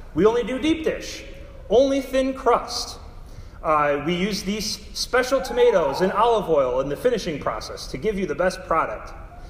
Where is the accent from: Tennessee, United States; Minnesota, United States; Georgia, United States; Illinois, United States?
Illinois, United States; Darien; moved away as an adult; now in St. Louis, United States; my hometown in Darien, Illinois, which is a suburb of Chicago